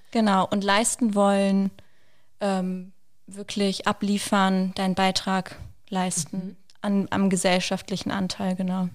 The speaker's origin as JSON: {"language": "German", "town": "Wolfsburg", "region": "Lower Saxony", "country": "Germany", "moved": "as an adult", "lives_now": "Berlin, Germany", "said": "ich komme ursprünglich aus Wolfsburg, genau wie Alina"}